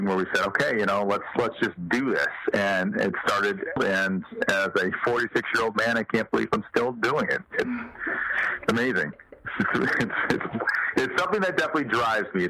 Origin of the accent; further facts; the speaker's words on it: South Bend, Indiana, United States; I'm from South Bend, Indiana